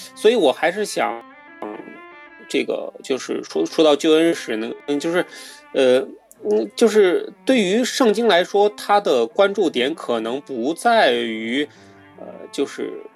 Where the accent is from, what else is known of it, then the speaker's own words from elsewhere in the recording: China; 我们中国人